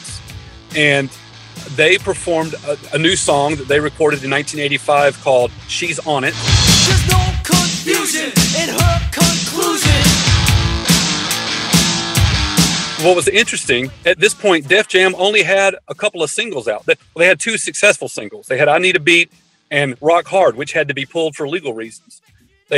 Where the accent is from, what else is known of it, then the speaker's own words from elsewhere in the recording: Columbus, Georgia, United States; my hometown of Columbus, Georgia